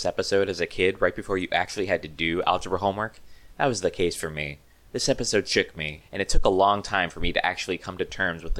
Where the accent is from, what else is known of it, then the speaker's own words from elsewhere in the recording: United States; As a lower middle class kid growing up in the United States